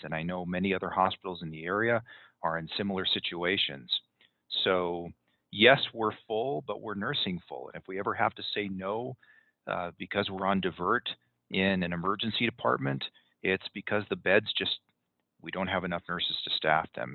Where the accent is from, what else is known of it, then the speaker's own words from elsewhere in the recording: Southern California, United States; moved away as an adult; now in Salt Lake City area, United States; I'm originally from Southern California